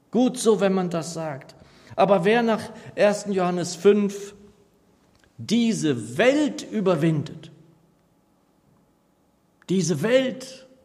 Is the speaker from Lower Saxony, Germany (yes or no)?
yes; Northeim, Lower Saxony, Germany; Als ich so ein junger Gläubiger war, so wie du, Kalito, da sangen wir in meiner Heimatgemeinde in Niedersachsen in Nordheim eigentlich immer am Ende jedes Gottesdienstes ein Segenslied.